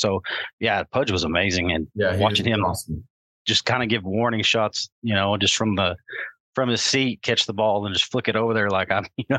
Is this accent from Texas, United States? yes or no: yes; Amarillo, Texas, United States; I'm from Amarillo, Texas, so it's not far.